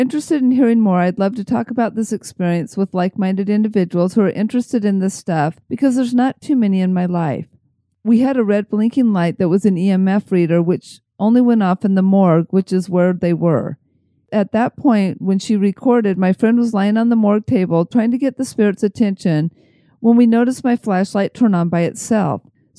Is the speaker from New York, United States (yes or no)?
yes; Buffalo, New York, United States; I'm from Buffalo, New York, and about 45 minutes down the thruway is a place called Rolling Hills Asylum.